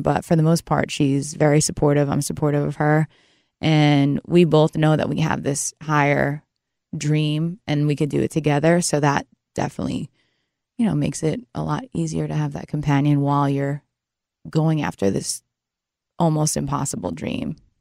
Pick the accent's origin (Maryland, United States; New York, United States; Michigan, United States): New York, United States; moved away; also born or lived in New Jersey / Nashville, Tennessee / Louisiana; I grew up in New York originally, and then I became a Jersey girl